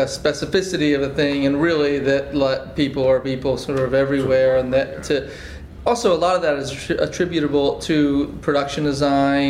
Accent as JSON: {"language": "English", "region": "Massachusetts", "country": "United States", "tie": "born or raised there", "said": "I grew up in Massachusetts"}